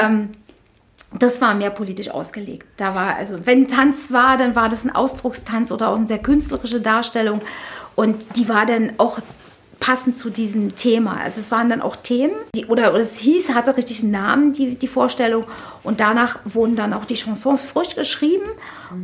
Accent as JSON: {"language": "German", "region": "Berlin", "country": "Germany", "tie": "born or raised there", "also_born_or_lived": "Lichterfelde, Berlin", "said": "ich bin ja hier in Friedrichshain geboren worden und habe meine ersten Lebens- und Jugendjahre, also ich glaube, bis ich 17 oder 16 war, habe ich in der Boxhagener Straße hier gleich um die Ecke gewohnt"}